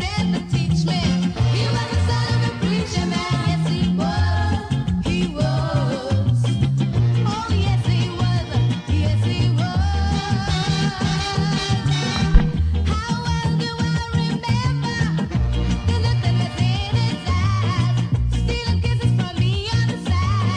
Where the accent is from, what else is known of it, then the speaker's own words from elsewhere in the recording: United Kingdom; we're British